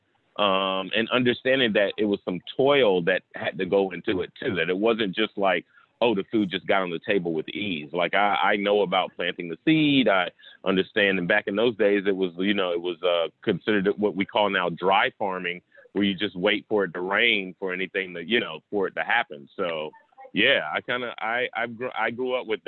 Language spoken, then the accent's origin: English; Southeast Georgia, United States; I grew up in Southeast Georgia